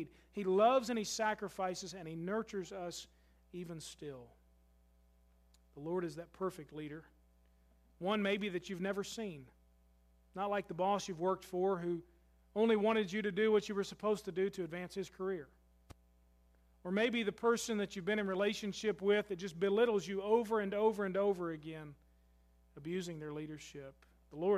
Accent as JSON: {"language": "English", "country": "United States", "said": "I'm just as American as you are"}